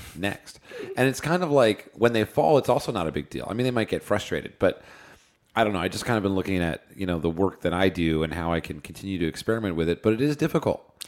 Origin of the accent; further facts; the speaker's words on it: New Jersey, United States; now in Los Angeles, United States; I grew up in New Jersey on the East Coast